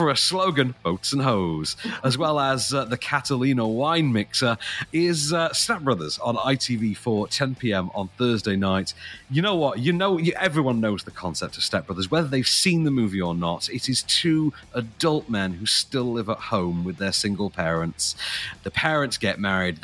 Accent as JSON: {"language": "English", "town": "Sheffield", "region": "Yorkshire and the Humber", "country": "United Kingdom", "tie": "born or raised there", "said": "my hometown boy, Mr. Sean Bean"}